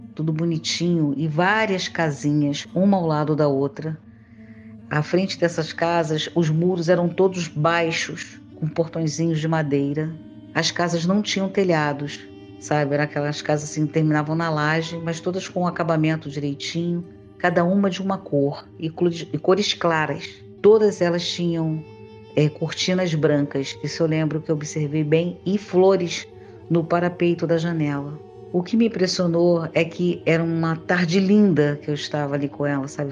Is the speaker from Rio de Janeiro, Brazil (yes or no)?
yes; Rio de Janeiro, Brazil; sou carioca, moradora da Ilha do Governador